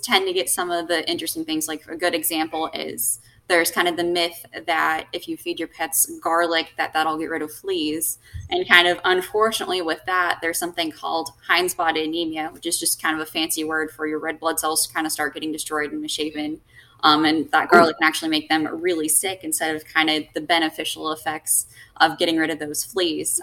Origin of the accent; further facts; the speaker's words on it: Warner Robins, Georgia, United States; moved away as an adult; also born or lived in West Palm Beach, Florida; now in Florida, United States; Georgia, Warner Robins, Georgia. Nobody's really ever heard of it, but kind of mm-hmm. did a little bit of growing up there